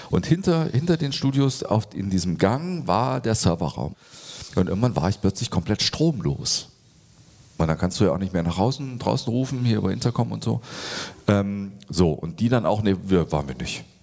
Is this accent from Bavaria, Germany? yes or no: no; Schleswig-Holstein, Germany; Ich, ich komme ja jetzt aus Schleswig-Holstein, da ist das örtliche Produkt halt Flens.